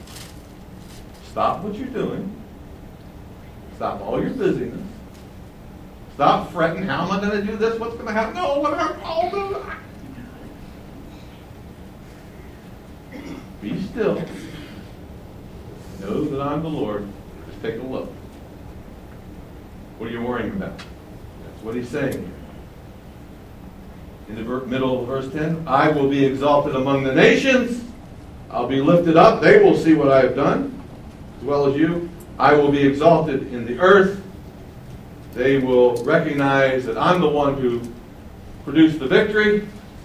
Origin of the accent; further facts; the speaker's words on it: Baltimore, Maryland, United States; I'm from Baltimore, Maryland, where the Star Spangled Banner was written